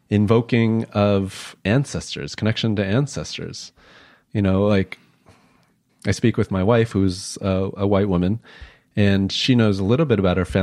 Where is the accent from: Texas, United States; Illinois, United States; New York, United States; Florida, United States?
Illinois, United States; Chicago; common thing as an asian american that i've been asked throughout my life is where are you from? And I'm from, I was born Illinois. In Illinois. yeah, I was born in Chicago.